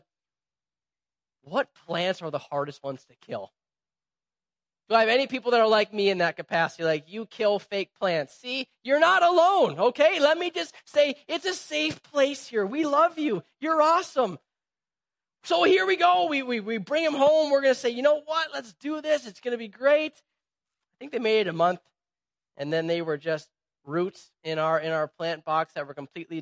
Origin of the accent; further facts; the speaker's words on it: Minnesota, United States; we're from Midwest Minnesota.